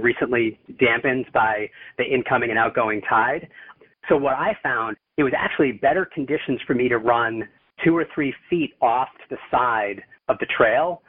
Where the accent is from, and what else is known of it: United States